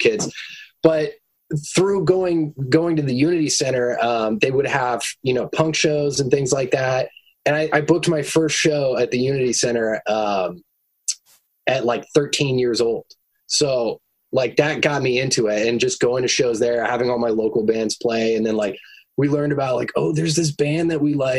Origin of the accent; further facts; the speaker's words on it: Roswell, New Mexico, United States; I'm from Roswell, New Mexico